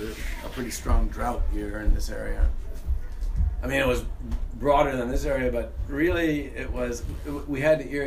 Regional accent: Niagara County, New York, United States; I grew up in Niagara County, New York State

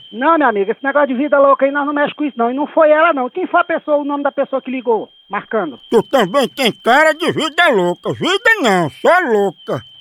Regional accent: São Gonzaga, Maranhão, Brazil; Sou de São Gonzaga do Maranhão.

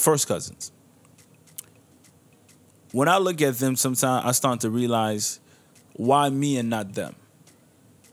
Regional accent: Niger; moved away; I'll be going back to my home country of Niger

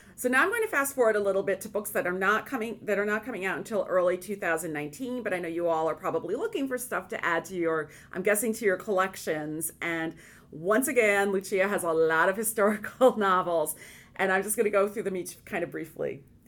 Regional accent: Hudson Valley, New York, United States; As a young woman, I grew up in the Hudson Valley, and um, which is um, in New York State

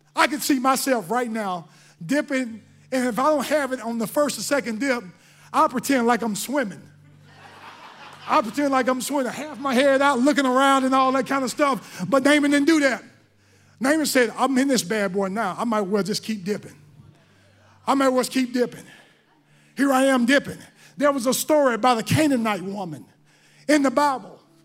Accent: Mississippi, United States; I'm from Mississippi

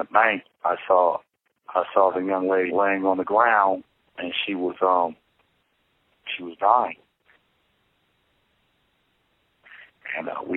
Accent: Los Angeles, California, United States; I'm from Los Angeles, California.

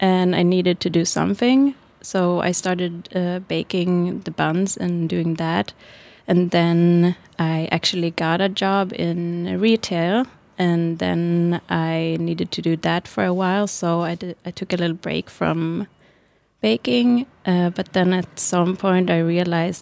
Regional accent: Stockholm, Stockholm County, Sweden; moved away as an adult; now in Berlin, Germany; I'm from Stockholm in Sweden. Mm-hmm. And yeah, I grew up there and studied and everything there.

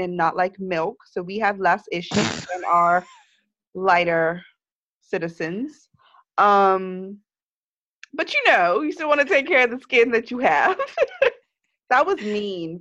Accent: Bermuda; moved away; growing up in Bermuda, nothing ships here

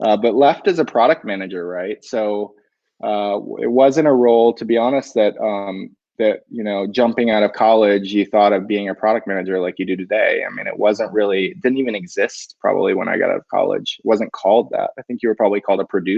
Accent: United States; moved away as an adult; also born or lived in New York; now in Sweden; I'm an American

